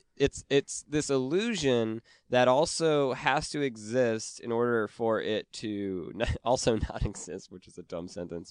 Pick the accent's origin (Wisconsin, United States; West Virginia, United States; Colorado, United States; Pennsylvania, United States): Wisconsin, United States; I'm from Wisconsin